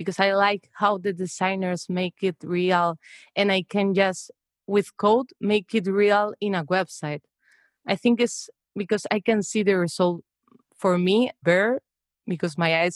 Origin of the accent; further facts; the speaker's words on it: Spain; moved away as an adult; now in Amsterdam, Netherlands; I'm from Spain, but now I'm living in the Netherlands.